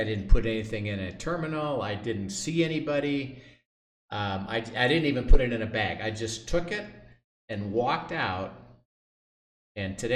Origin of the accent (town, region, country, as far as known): United States